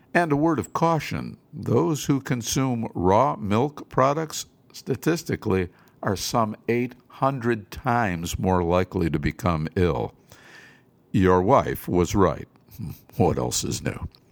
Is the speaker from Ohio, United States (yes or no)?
yes; Cleveland, Ohio, United States; my hometown of Cleveland